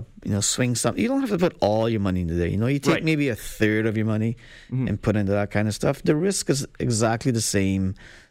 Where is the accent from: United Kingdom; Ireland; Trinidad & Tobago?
Trinidad & Tobago; You know, I'm from Trinidad, right? I was mm-hmm. born there.